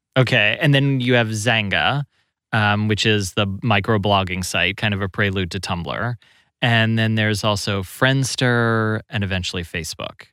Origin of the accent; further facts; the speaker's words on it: Kentucky, United States; I grew up in Kentucky